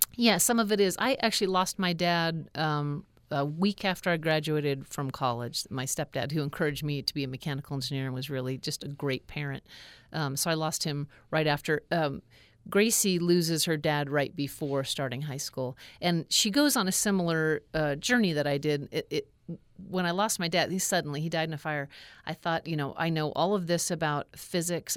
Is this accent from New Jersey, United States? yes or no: no; Alaska, United States; growing up in Alaska